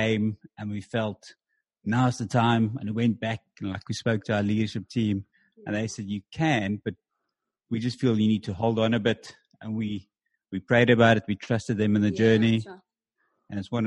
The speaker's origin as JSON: {"language": "English", "country": "South Africa", "moved": "as an adult", "lives_now": "Scotland, United Kingdom", "said": "I'm from South Africa."}